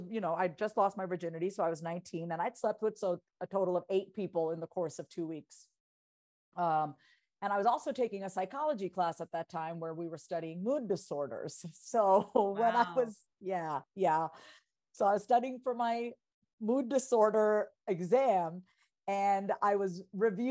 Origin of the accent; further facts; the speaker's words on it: Long Island, New York, United States; also born or lived in Boston; I'm a first generation Indian immigrant, born and raised on Long Island